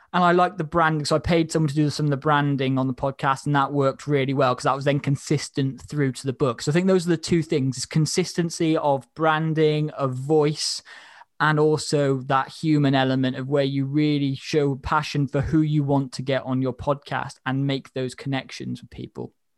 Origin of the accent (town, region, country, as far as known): Wales, United Kingdom